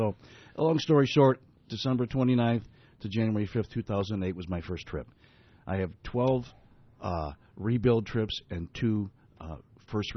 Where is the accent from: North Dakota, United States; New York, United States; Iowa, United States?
New York, United States; Buffalo; I'm born and raised in Buffalo, married my childhood sweetheart